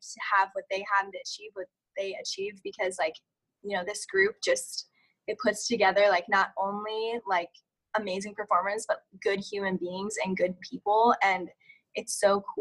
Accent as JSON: {"language": "English", "region": "California", "country": "United States", "tie": "born or raised there", "said": "I grew up in California"}